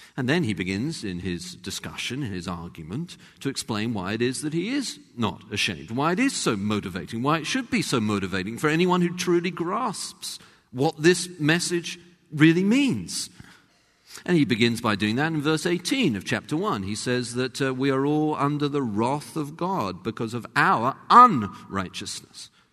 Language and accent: English; London, United Kingdom; accent: English; moved away as an adult; now in United States; was from the same kind of part of London. But also, having been in America by then for about 10 years